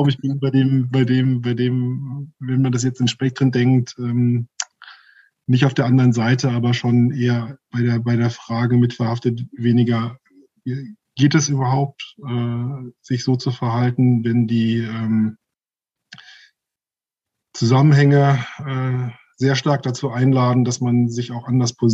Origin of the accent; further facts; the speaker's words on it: Germany; ich bin ja in Deutschland groß geworden.